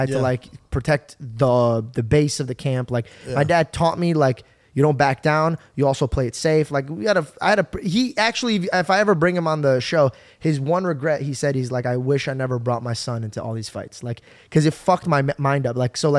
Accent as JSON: {"language": "English", "region": "Arizona", "country": "United States", "tie": "born or raised there"}